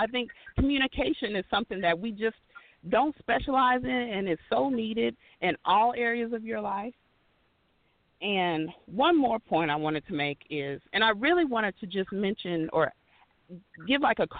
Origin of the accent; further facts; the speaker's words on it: Texas, United States; also born or lived in Oklahoma / Missouri; I grew up in Texas, Oklahoma, and Missouri.